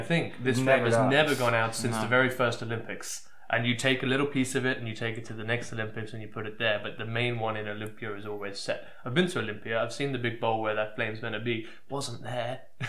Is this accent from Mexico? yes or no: no; England, United Kingdom; as an English person